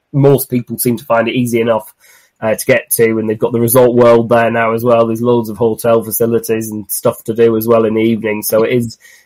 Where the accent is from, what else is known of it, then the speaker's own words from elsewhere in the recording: Cumbria, North West England, United Kingdom; moved away; I'm originally from Cumbria